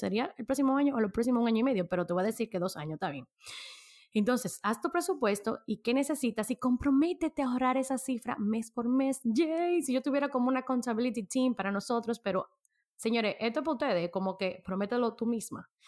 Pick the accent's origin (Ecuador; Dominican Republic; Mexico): Dominican Republic; nosotros que somos dominicanos